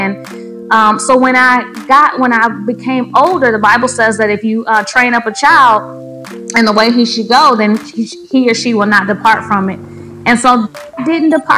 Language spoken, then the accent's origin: English; Grand Rapids, Michigan, United States; I was born in Grand Rapids, Michigan in January